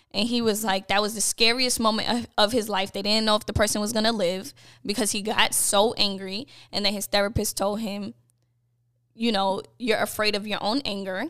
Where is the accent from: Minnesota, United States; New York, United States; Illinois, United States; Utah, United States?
New York, United States; a fellow Bed-Stuy native